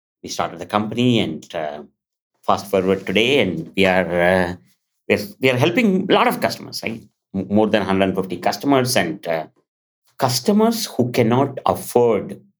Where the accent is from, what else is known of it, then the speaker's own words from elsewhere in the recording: India; moved away; when I was 7, I'm from India. And I'm in a remote village